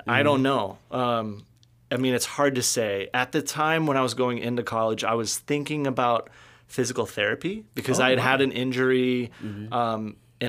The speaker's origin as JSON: {"language": "English", "town": "Walla Walla", "region": "Washington", "country": "United States", "tie": "born or raised there", "also_born_or_lived": "Texas", "said": "I grew up in Walla Walla, Washington."}